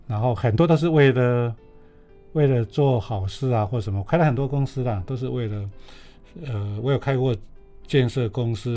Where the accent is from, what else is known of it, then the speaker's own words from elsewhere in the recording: Taiwan; moved away; also born or lived in Taipei; 我小时候在乡下